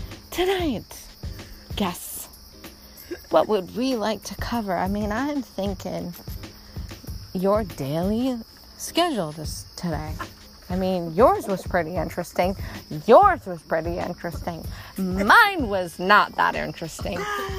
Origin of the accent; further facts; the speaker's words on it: Canada; I am Canadian